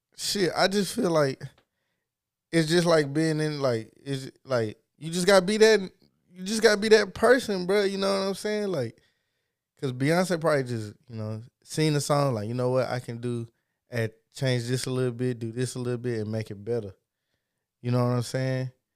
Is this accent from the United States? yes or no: yes; Texas, United States; I'm from Texas